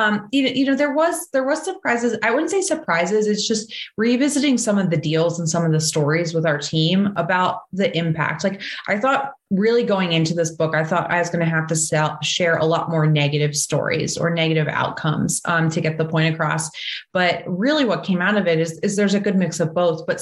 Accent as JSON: {"language": "English", "region": "New Jersey", "country": "United States", "said": "I'm originally from New Jersey"}